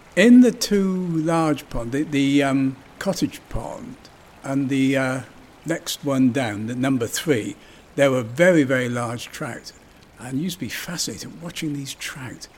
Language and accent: English; Yeovil, South West England, United Kingdom; I was born in 1937 in Yeovil, and Nine Springs was very much a part of my growing up